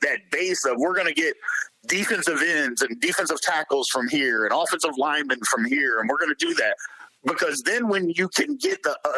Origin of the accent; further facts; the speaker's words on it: Jeffersonville, Indiana, United States; I'm from Jeffersonville, Indiana